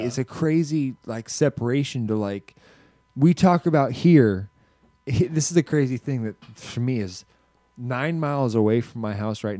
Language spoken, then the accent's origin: English; Kasilof, Alaska, United States; In the 90s, in Kasilof, the town I was, there was like maybe 1,500 people in Kasilof.